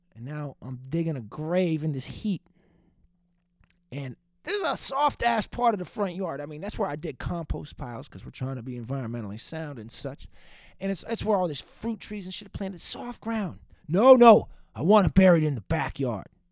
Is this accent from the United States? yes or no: yes; Boston, Massachusetts, United States; Old Dirty Boston? That's a great podcast from my hometown